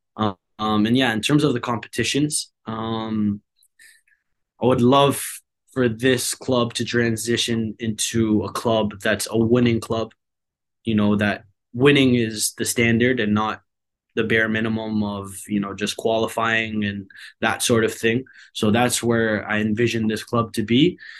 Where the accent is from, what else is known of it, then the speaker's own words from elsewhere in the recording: Hamilton, Ontario, Canada; moved away as an adult; now in Vancouver, Canada; When I went home, it felt more like home, back to Hamilton